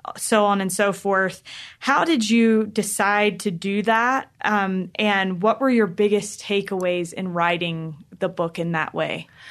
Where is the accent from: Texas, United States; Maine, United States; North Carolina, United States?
North Carolina, United States; I grew up in North Carolina